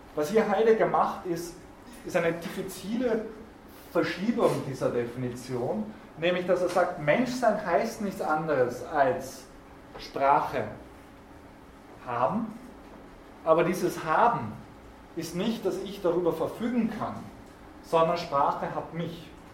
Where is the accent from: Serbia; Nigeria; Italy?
Italy; South Tyrol, Trentino-Alto Adige; als Südtiroler